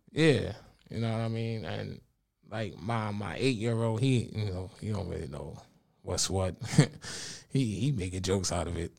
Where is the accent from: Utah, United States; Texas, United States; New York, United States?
New York, United States; New York City; I'm from the Bronx, New York